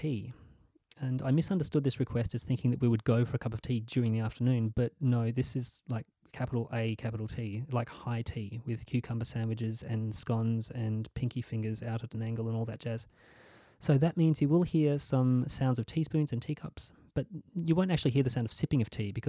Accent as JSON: {"language": "English", "town": "Hobart", "region": "Tasmania", "country": "Australia", "tie": "born or raised there", "said": "my hometown of Hobart, Tasmania"}